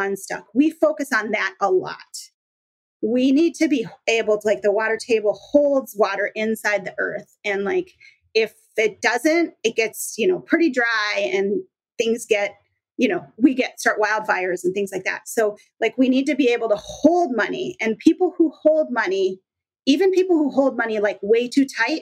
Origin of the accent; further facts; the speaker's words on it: Minnesota, United States; now in Washington, United States; I'm in Washington now. I grew up in Minnesota